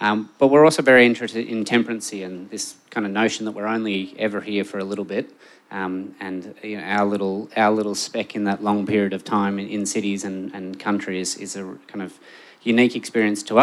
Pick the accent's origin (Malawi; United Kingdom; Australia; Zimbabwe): Australia; Melbourne, Victoria; I'm from Melbourne, but I've spent a fair bit of time living overseas